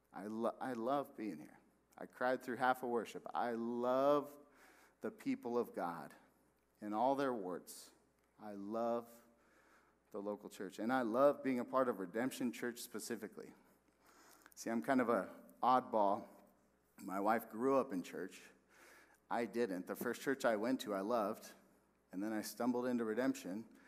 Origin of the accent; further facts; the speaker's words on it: West Valley, Arizona, United States; moved away as an adult; also born or lived in Texas; I'm from the West Valley